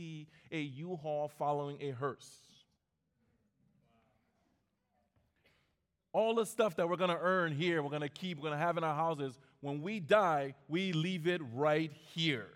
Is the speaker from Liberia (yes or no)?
yes; Liberia; now in United States; I went back to my home country, Liberia